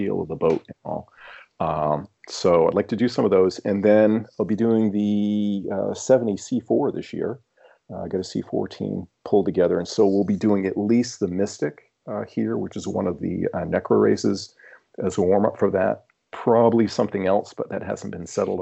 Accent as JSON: {"language": "English", "region": "Maine", "country": "United States", "moved": "yes", "said": "I'm originally from Maine, and I still have some ties up there."}